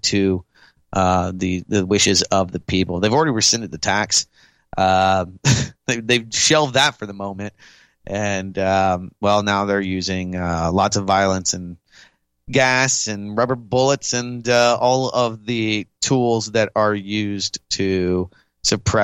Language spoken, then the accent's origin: English; Austin, Texas, United States; my hometown, Austin, Texas